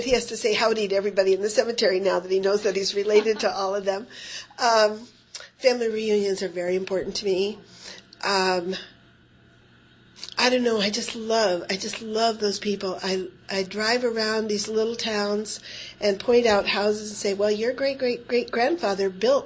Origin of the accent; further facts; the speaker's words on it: Tioga County, Pennsylvania, United States; moved away; I'm from Tioga County, Pennsylvania, which is some 300 to 400 miles from Annandale, Virginia